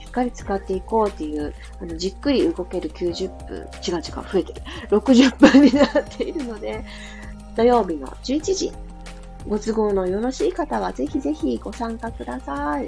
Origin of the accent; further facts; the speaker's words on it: Fukuoka, Japan; 地元の福 岡の明太ワイドっていうテレビにもそういえば出たことがあって